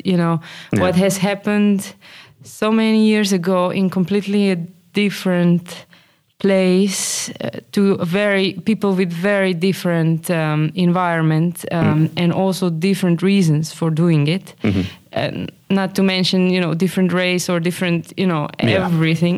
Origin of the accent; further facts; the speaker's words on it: Slovenia; moved away as an adult; also born or lived in Groningen; now in Amsterdam, Netherlands; I come from Slovenia